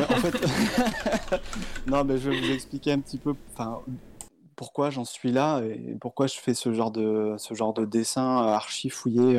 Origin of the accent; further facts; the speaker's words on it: a small village near Tarbes, Occitania, France; moved away as an adult; also born or lived in Paris; now in Bordeaux, France; je viens d'un petit village à côté de Tarbes